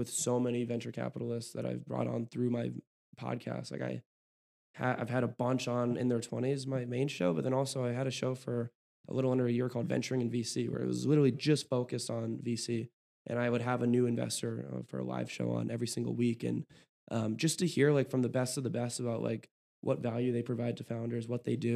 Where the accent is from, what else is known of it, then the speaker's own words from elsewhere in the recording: Oakland, California, United States; now in Chicago, United States; I'm from Oakland